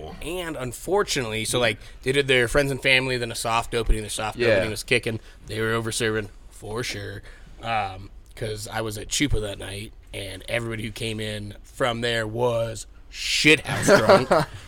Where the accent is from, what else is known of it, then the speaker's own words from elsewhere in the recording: Arizona, United States; Born and raised in Arizona.